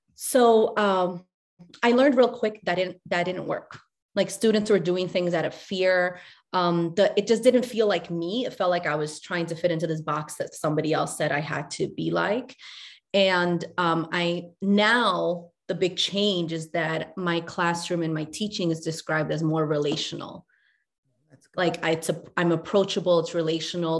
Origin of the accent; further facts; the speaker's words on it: New York City, New York, United States; also born or lived in Chile; I moved to New York with my mom when I was five from Chile